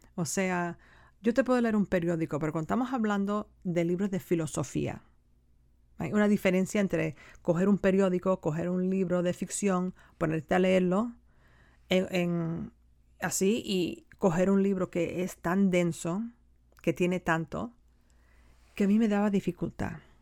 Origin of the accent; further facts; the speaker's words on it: United States; esta no es mi tierra, ¿no? La tierra de mis ancestros, debería decir. Es mi tierra, pero no la tierra de mis ancestros